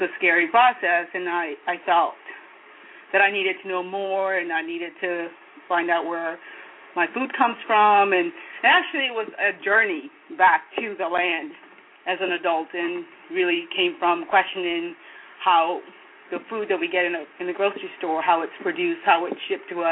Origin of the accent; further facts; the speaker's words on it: Kenya; moved away; I'm from Kenya, so, I grew up on the land.